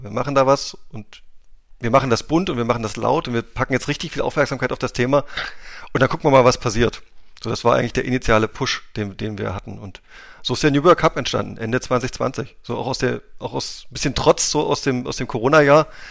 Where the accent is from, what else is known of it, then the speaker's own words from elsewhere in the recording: Wittenberg, Saxony-Anhalt, Germany; also born or lived in Magdeburg; geboren in der Lutherstadt Wittenberg, wunderschön, mit unendlich Historie äh, und auch da in der Nähe aufgewachsen